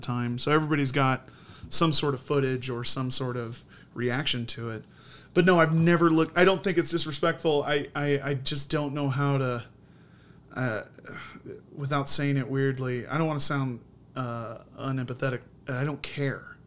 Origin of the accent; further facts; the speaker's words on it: Indiana, United States; I grew up in Indiana.